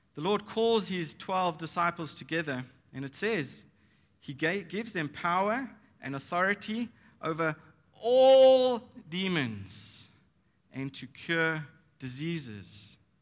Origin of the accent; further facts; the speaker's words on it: Nashik, Maharashtra, India; we're from Maharashtra. Nasik is in Maharashtra.